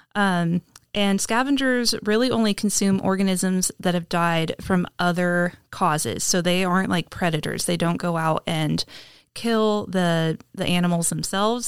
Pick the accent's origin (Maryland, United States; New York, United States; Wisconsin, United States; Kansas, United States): Kansas, United States; I grew up in Kansas, um, along, like, the Decatur County